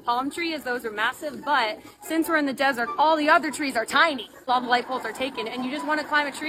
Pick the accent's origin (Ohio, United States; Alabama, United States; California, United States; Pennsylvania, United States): Pennsylvania, United States; Delco; moved away as an adult; now in Phoenix, United States; I'm from Delco, but I go to college in downtown Phoenix.